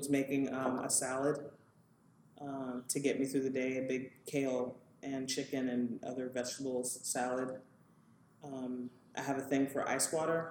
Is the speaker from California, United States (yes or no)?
yes; Southern California, United States; moved away as an adult; also born or lived in Houston, Texas / New York City / Cambridge, Massachusetts; now in New Haven, United States; I grew up in Southern California